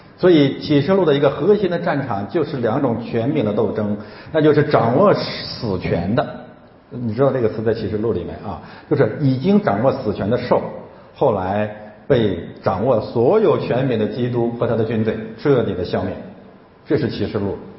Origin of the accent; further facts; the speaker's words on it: China; 我是中国人